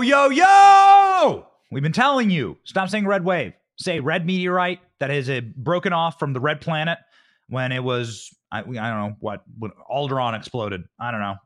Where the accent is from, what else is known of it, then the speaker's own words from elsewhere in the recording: Florida, United States; my home state of Florida